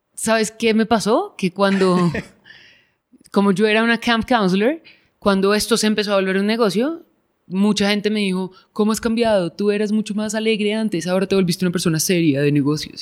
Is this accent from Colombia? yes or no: yes; Bogotá, Colombia; yo crecí afuera, en Bogotá